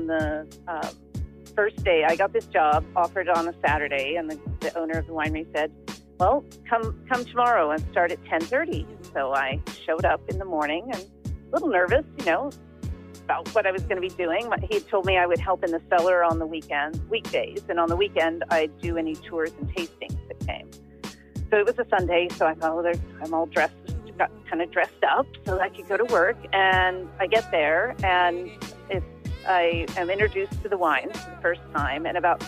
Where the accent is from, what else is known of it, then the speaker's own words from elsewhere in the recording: Napa Valley, California, United States; also born or lived in United Kingdom; now in Sonoma County, United States; the Napa Valley, which is where I was born and raised, and went to the same high school my parents went to and my grandparents went to.